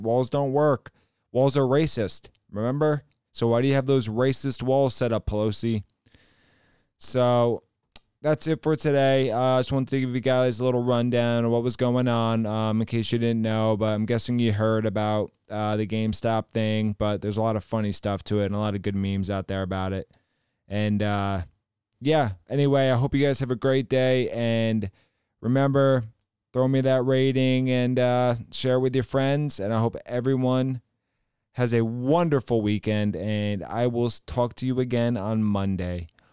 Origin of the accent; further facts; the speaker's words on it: Ohio, United States; I'm from Ohio, home of the rhinos Portman and Shabbat DeWine